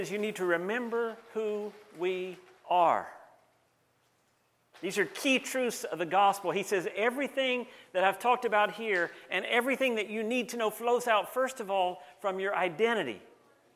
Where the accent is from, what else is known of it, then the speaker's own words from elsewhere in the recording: Banner Elk, North Carolina, United States; now in Canada; Back in 1967, I was born in a little town called Banner Elk, North Carolina